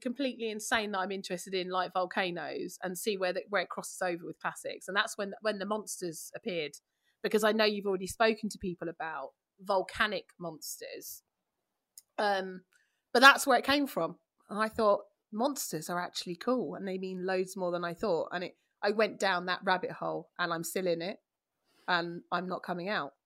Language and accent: English; London, United Kingdom; I'm from East London